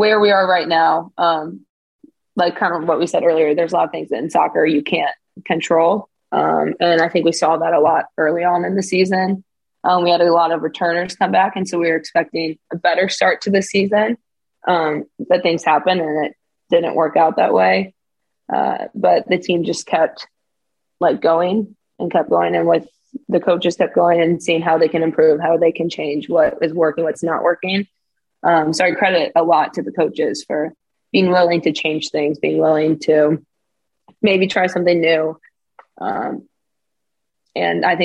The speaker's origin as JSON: {"language": "English", "country": "United States", "also_born_or_lived": "Texas", "moved": "as an adult", "lives_now": "Örebro, Sweden", "said": "coming in as an American"}